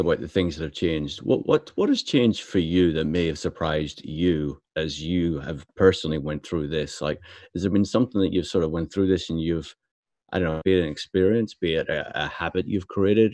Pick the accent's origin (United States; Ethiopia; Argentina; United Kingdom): United Kingdom; Belfast, Northern Ireland; me being brought up in Belfast